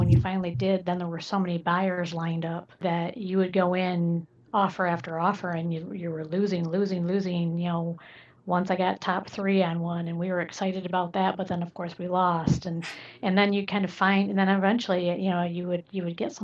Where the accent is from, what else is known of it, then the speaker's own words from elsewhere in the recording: Michigan, United States; also born or lived in Southwest Florida; now in Fort Myers, United States; I came originally from Michigan